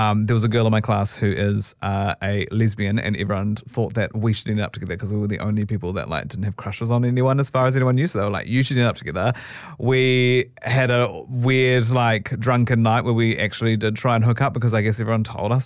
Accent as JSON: {"language": "English", "town": "Christchurch", "region": "Canterbury", "country": "New Zealand", "tie": "born or raised there", "said": "I grew up in Christchurch."}